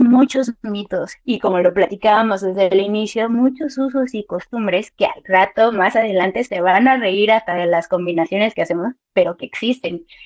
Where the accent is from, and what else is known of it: Mexico